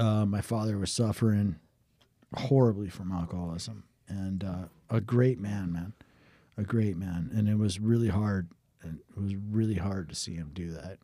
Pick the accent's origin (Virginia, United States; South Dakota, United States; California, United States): South Dakota, United States; Watertown; also born or lived in Sioux Falls, South Dakota; I, I moved from Sioux Falls to Watertown, South Dakota.